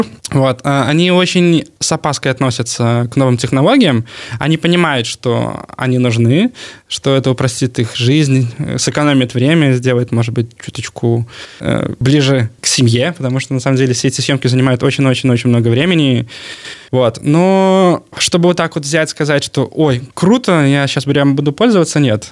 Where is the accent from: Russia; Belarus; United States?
Belarus; я вот с Беларуси, у меня там продакшн